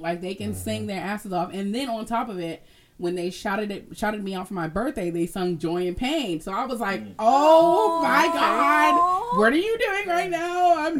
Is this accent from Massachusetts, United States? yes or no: yes; Massachusetts, United States; moved away; Oh, also, now I'm from Massachusetts.